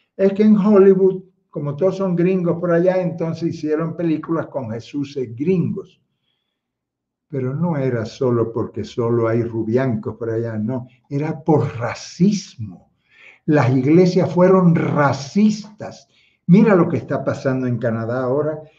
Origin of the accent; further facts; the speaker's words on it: Havana, Cuba; now in Quito, Ecuador; yo nací en La Habana, hermano, en Marianao nací yo